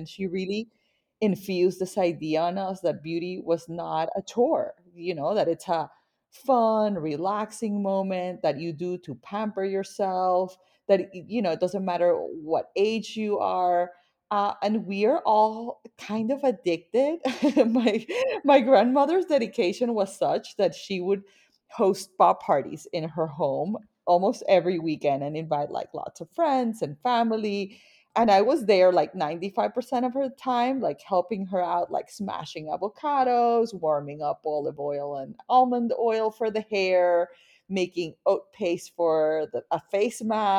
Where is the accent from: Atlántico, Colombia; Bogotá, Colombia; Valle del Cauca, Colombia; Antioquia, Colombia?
Atlántico, Colombia; Barranquilla; So I grew up in Barranquilla, Colombia. So I am a Latin woman and I grew up surrounded by a very vibrant Latin culture. Barranquilla is in the Caribbean coast and it's kind of like your dream Latin town, you know, like always warm